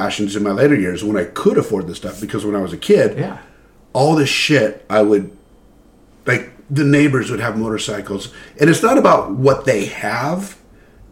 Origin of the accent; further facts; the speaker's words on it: Glendale, California, United States; I grew up in Glendale